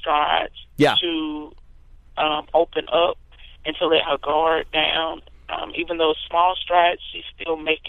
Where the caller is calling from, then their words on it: Foxworth, Mississippi, United States; I'm calling from Foxworth, Mississippi.